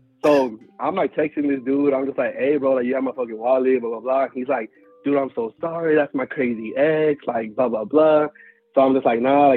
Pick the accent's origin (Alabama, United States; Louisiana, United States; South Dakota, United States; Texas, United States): Texas, United States; Houston; I'm from Houston. So, like, Houston's so big